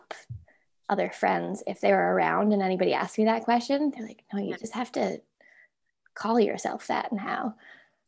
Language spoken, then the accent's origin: English; Alliston, Ontario, Canada; I'm from Alliston, Ontario, which has an annual potato festival